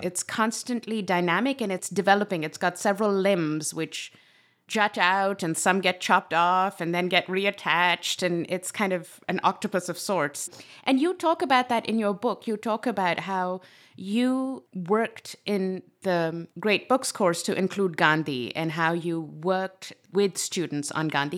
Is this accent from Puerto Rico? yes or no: no; Pakistan; my own experience growing up in Pakistan